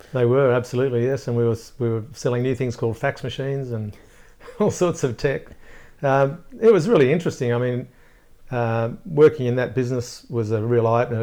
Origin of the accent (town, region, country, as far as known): Gosford, New South Wales, Australia; born or raised there